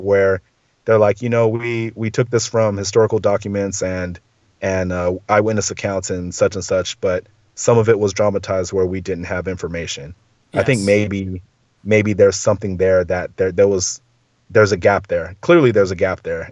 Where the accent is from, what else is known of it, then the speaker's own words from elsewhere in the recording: Southern California, United States; I grew up in Southern California. Like, I say dude every other word